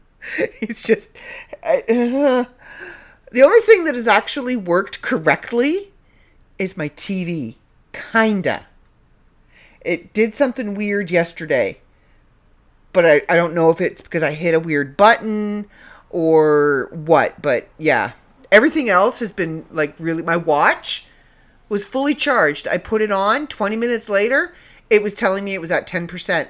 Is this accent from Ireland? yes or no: no; Canada; accent: Canadian; I'm back in the land of Canada, so you're gonna get my Canadian accent back